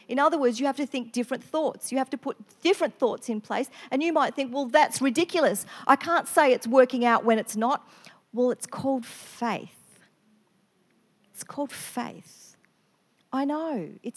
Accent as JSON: {"language": "English", "region": "Victoria", "country": "Australia", "moved": "as an adult", "lives_now": "Queensland, Australia", "said": "I come from Victoria, so all my family are in another state."}